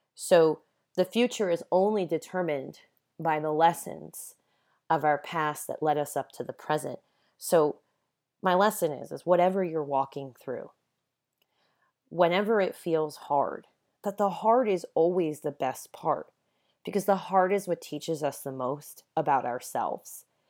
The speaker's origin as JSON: {"language": "English", "area": "Long Island", "region": "New York", "country": "United States", "tie": "born or raised there", "also_born_or_lived": "Los Angeles", "moved": "as an adult", "lives_now": "Santa Ynez, United States", "said": "Ever since I was a little girl growing up on Long Island"}